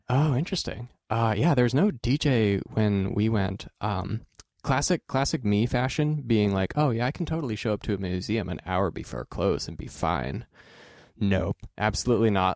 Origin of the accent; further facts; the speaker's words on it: Oregon, United States; growing up in Oregon